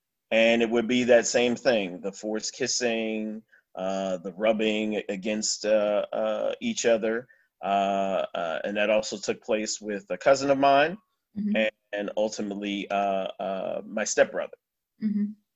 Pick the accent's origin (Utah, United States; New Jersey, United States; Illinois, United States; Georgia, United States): New Jersey, United States; I grew up in New Jersey